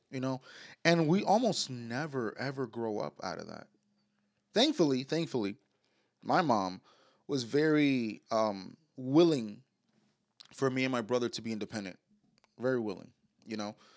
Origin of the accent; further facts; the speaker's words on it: New York City, New York, United States; we was born and raised in New York, like uptown mm-hmm. Manhattan